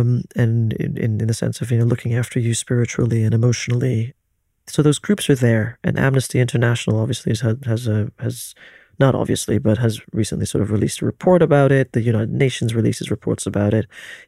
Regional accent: Philippines; born there; As a Filipino who was born into a certain type of privilege within the Philippines, in a gated community which is relatively safe

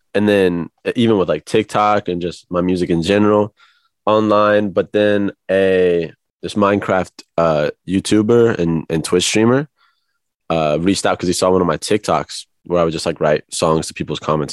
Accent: Kansas City, Missouri, United States; moved away as an adult; now in Los Angeles, United States; I was born in Kansas City, Missouri

